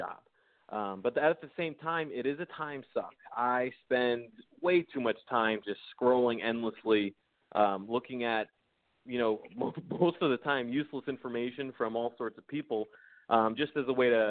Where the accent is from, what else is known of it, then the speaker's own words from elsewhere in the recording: Danbury, Connecticut, United States; moved away as an adult; also born or lived in Boston / South Florida; So in Connecticut, I'm from Danbury, which is right on the New York state line